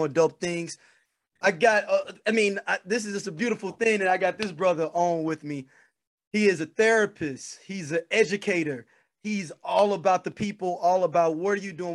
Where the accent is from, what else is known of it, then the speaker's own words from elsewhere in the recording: St. Louis, Missouri, United States; I'm from St. Louis Avenue and Sarah, though, but the Ville